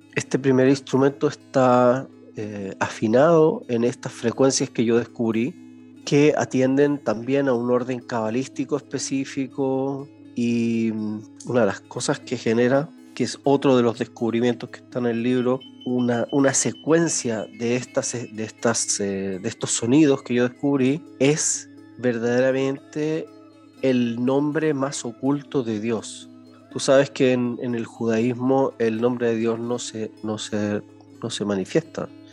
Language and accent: Spanish; Chile; moved away; nací en Chile